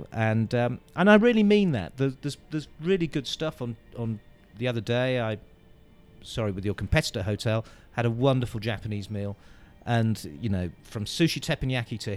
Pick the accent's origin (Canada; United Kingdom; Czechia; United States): United Kingdom; I'm a Brit